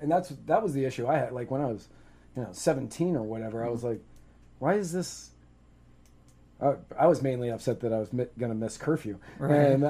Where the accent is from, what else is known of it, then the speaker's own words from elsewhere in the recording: Manassas, Virginia, United States; now in Pinellas County, United States; I grew mm-hmm. up in a small town, Manassas, just outside of Fairfax. And I would go into Fairfax a bunch.